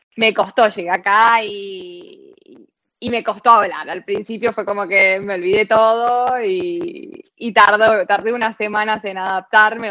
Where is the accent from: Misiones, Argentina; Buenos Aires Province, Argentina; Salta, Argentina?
Buenos Aires Province, Argentina; La Plata; moved away as an adult; yo soy de La Plata, eh, viví siempre en La Plata